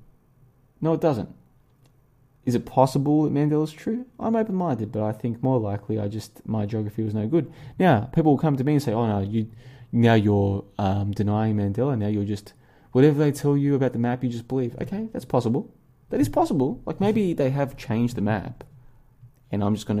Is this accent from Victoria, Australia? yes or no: yes; Melbourne, Victoria, Australia; moved away as an adult; also born or lived in Brisbane, Australia; I'm traveling in Asia, but I grew up in Melbourne and I spent several years in Brisbane